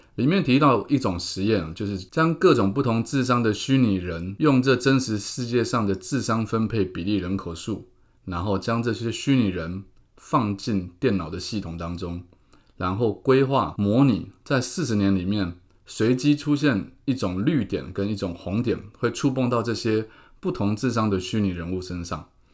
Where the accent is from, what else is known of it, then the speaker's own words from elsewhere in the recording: Keelung, Taiwan; moved away; also born or lived in Taipei; 杀回我的故乡